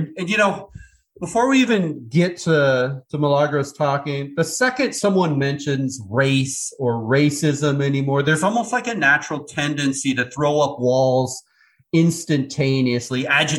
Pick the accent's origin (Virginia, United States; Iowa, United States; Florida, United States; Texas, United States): Iowa, United States; I was born and raised in Iowa in the middle of the Midwest.